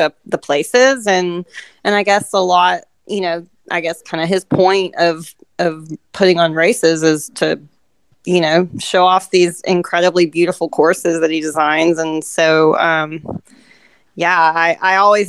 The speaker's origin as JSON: {"language": "English", "town": "Signal Mountain", "region": "Tennessee", "country": "United States", "said": "I'm from the Chattanooga, Tennessee area, specifically Signal Mountain."}